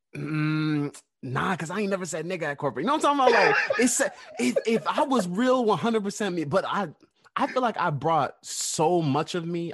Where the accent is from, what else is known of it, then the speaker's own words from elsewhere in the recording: New York City, New York, United States; I was born in Queens, New York